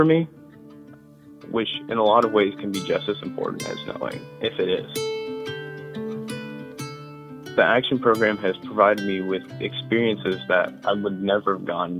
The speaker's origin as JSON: {"language": "English", "area": "Rowan County", "region": "Kentucky", "country": "United States", "tie": "born or raised there", "said": "My family hails from all regions of the country, but I grew up in Rowan County, Kentucky"}